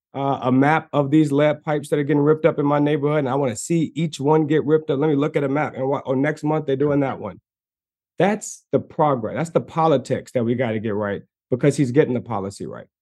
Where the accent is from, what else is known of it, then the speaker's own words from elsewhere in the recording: Maryland, United States; I'm from Maryland